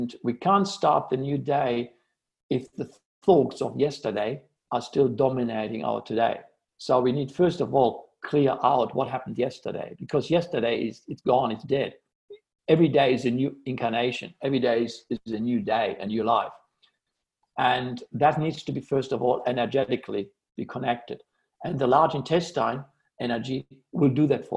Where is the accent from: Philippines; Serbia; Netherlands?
Netherlands; Amsterdam, North Holland; I grew up in Amsterdam